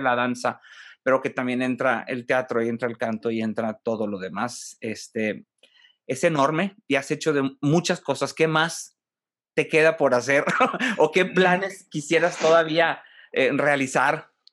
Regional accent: Monterrey, Nuevo León, Mexico; a los de Monterrey

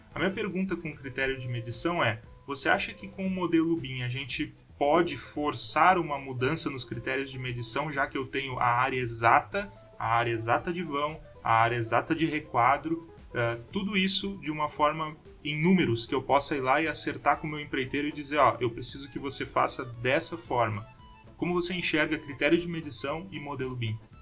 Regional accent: Porto Alegre, Rio Grande do Sul, Brazil; accent: gaúcho; now in São Carlos, Brazil; Eu sou de Porto Alegre.

